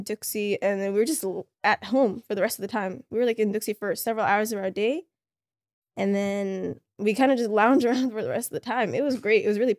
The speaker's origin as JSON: {"language": "English", "country": "Somalia", "first_language": "Somali", "second_language": "English", "said": "Somali is my first language."}